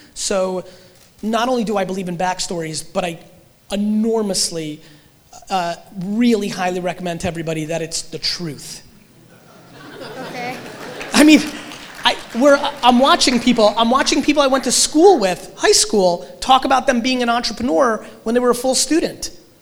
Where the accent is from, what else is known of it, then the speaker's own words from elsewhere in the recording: Russia; moved away; I was born in Russia